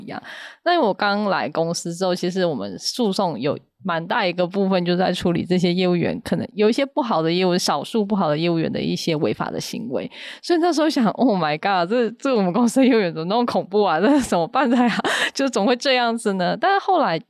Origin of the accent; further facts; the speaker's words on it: Yunlin County, Taiwan; 因为我是云林人嘛，那所以说在乡下